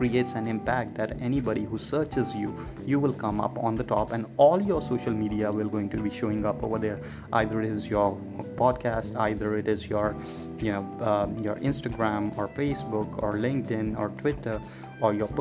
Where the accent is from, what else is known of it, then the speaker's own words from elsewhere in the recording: Chandigarh, India; moved away as an adult; also born or lived in Bangalore / Chennai; I'm from India, born in Chandigarh, which is like a union territory of India